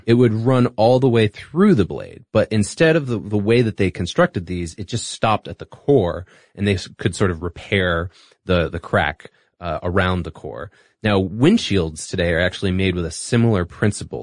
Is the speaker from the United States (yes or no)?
no; Singapore; moved away; I grew up in Singapore